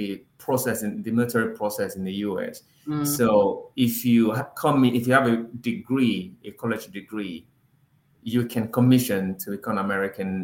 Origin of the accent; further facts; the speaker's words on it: Lagos, Nigeria; moved away as an adult; now in Washington, D.C., United States; So, I'm originally from Nigeria, Lagos, actually. But now I live in DC area in the US.